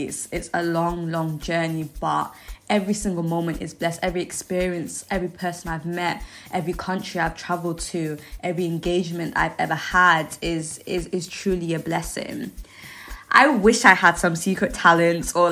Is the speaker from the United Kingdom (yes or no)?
yes; England, United Kingdom; also born or lived in Zimbabwe; I grew up in the United Kingdom. I left Zimbabwe when I was approximately 3 years old, and I've lived in the UK ever since.